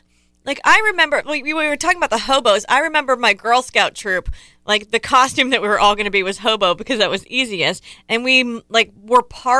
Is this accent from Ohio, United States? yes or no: yes; Ohio, United States; I grew up in Ohio. It's cold in Ohio.